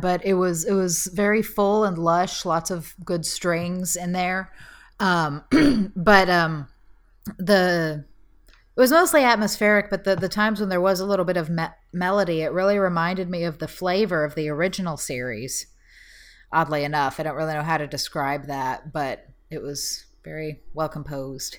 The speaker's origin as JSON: {"language": "English", "region": "Texas", "country": "United States", "said": "As a Texan"}